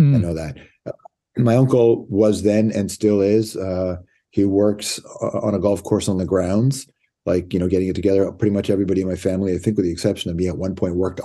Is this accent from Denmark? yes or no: no; Toronto, Ontario, Canada; Toronto. Yeah, I grew up in Toronto